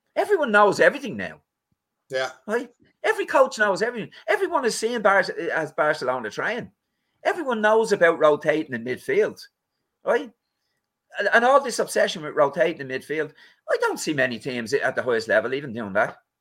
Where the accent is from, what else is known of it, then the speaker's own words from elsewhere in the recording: Ireland; We're Irish